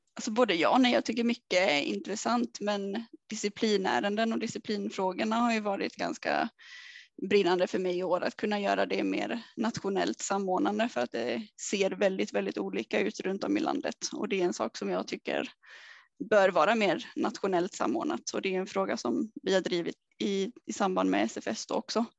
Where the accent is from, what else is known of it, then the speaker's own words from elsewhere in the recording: Vimmerby, Kalmar County, Sweden; moved away as an adult; har jag alltid velat ta klivet ifrån Småland eller ifrån Vimmerby i alla fall då, där jag kommer ifrån.